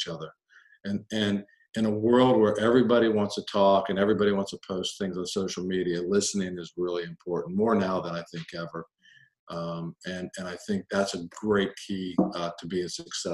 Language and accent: English; United States; I grew up just outside of Washington, D.C., in a very military neighborhood